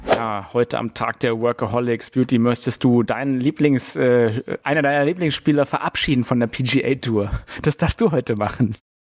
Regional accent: Germany; bei uns in Deutschland

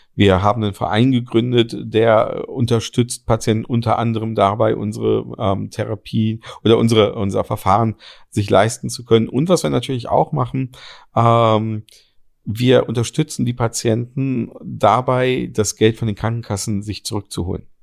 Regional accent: Berlin, Germany; als Berliner

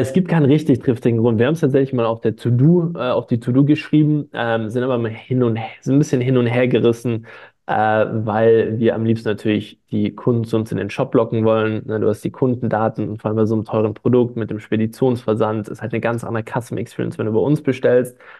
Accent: Stuttgart, Baden-Württemberg, Germany; ich, ich komme aus Stuttgart

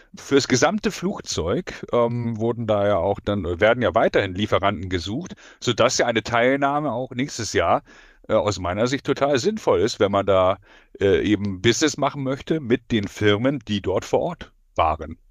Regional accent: Hamburg, Germany; ich bin Hamburger Jung

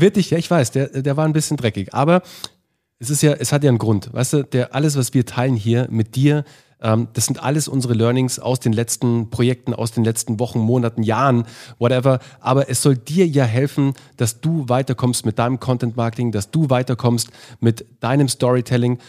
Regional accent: Munich, Bavaria, Germany; moved away as an adult; also born or lived in Berlin; ich bin als, äh, Mün als Münchner Jung

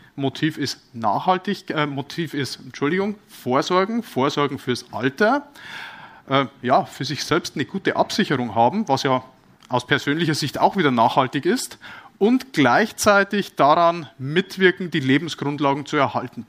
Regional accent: Bavaria, Germany; bin ja aus Bayern

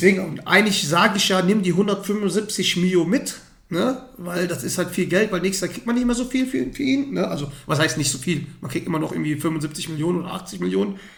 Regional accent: Dortmund, North Rhine-Westphalia, Germany; als, als Dortmunder denkt man sich, boah, geil, äh, die müssen für immer hier bleiben

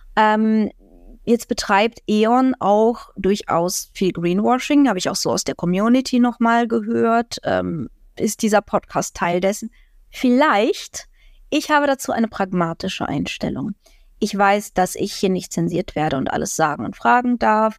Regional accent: Ukraine; now in Germany; Als Ukrainerin kann ich darüber lachen

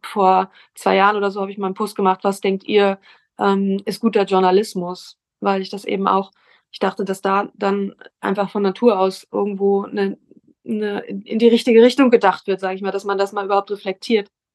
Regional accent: Hamburg, Germany; ich komme aus Hamburg

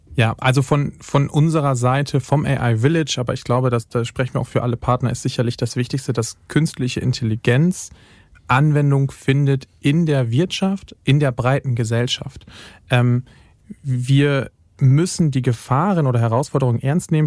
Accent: western Lower Saxony, Germany; moved away; als gebürtiger Westniedersachse

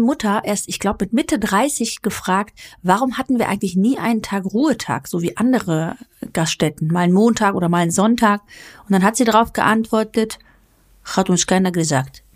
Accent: Greece; now in Germany; ich komme ja aus dem südländischen Oh, ihr wisst, ich bin Griechin

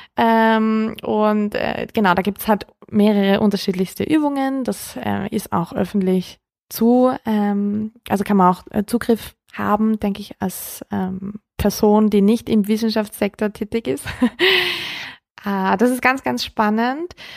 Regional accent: Austria; bei uns in Österreich

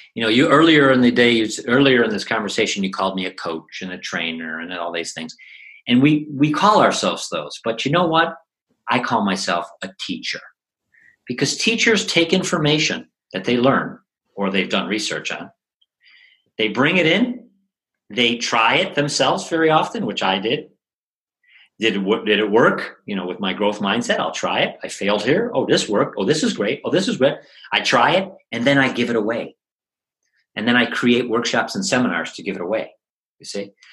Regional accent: United States; moved away as an adult; now in Aachen, Germany; I'm an English teacher from America

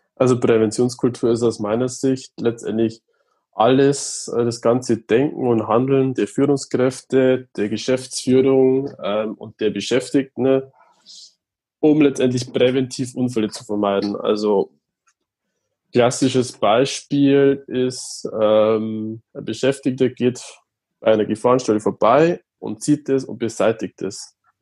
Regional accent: Regensburg, Bavaria, Germany; komme aus Regensburg

